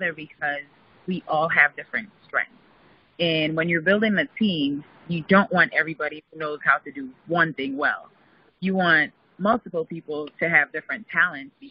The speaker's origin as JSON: {"language": "English", "country": "St. Lucia", "moved": "as an adult", "lives_now": "New York, United States", "said": "when I moved to New York from St. Lucia, I'm originally from St. Lucia. I moved to New York for college"}